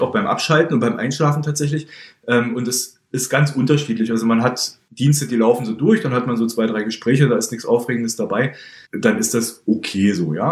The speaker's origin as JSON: {"language": "German", "town": "Halle", "region": "Saxony-Anhalt", "country": "Germany", "moved": "as an adult", "lives_now": "Berlin, Germany", "said": "bin kein gebürtiger Berliner, komme ursprünglich aus Halle an der Saale"}